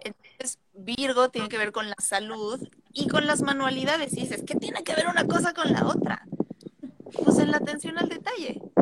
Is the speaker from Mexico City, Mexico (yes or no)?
yes; Mexico City, Mexico; moved away; como soy de la Ciudad de México